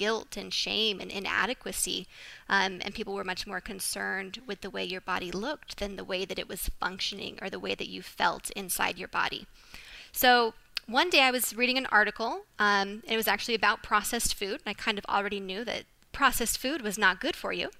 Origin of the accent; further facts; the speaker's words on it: Phoenix, Arizona, United States; now in Austin, United States; I'm originally from Phoenix, but now I'm living in Austin, Texas